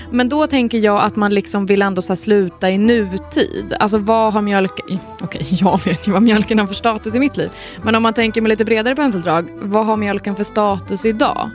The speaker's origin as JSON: {"language": "Swedish", "region": "Svealand", "country": "Sweden", "tie": "born or raised there", "said": "vi är uppvuxna då i Svealand, underbara Svealand"}